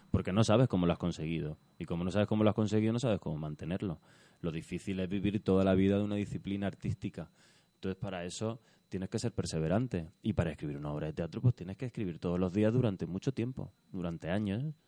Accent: Almería, Andalusia, Spain; moved away; y estaba en el Alquian, en mi pueblo

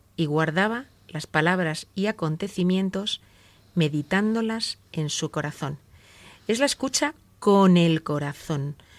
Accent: Spain; como los españoles decimos

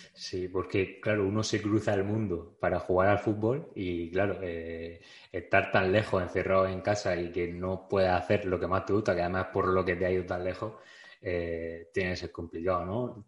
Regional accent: Region of Murcia, Spain; soy de Murcia

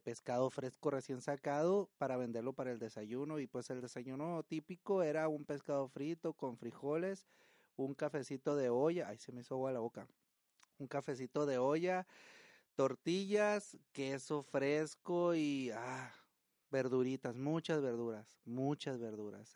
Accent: Estación Dimas, Sinaloa, Mexico; now in Tijuana, Mexico; El pueblo donde yo nací se llama Estación Dimas, es, está en Sinaloa

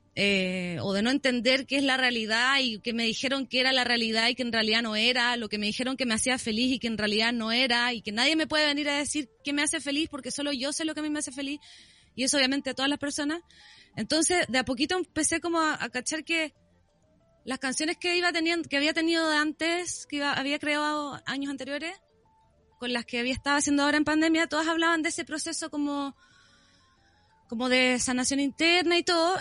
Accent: Viña del Mar, Valparaíso, Chile; yo soy de Viña.

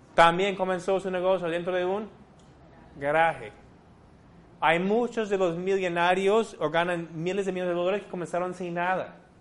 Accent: San Diego, California, United States; Spanish is a second language; moved away as an adult; also born or lived in Puerto Rico; now in Peru; soy de San Diego, de California

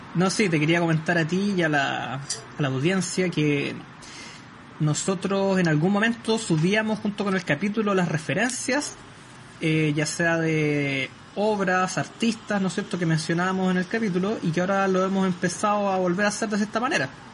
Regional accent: Maule, Chile; Soy de la región del Maule hacia la costa.

